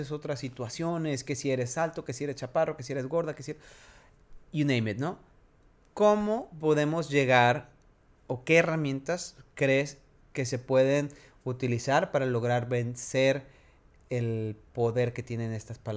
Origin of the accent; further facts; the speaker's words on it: Mexico; soy más fluido en inglés, pero soy mexicano, tengo que hablar español.